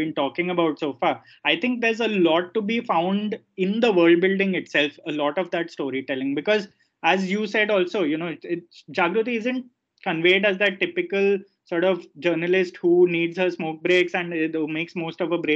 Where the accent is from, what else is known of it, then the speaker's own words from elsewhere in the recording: Ahmedabad, Gujarat, India; I'm from Ahmedabad myself. I'm a Gujarati.